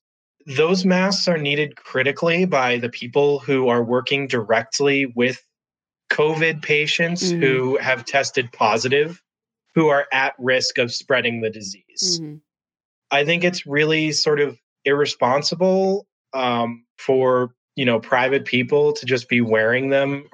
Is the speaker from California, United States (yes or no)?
no; Massachusetts, United States; now in Chicago, United States; I'm originally from the East Coast, from Massachusetts. I'm currently here in Chicago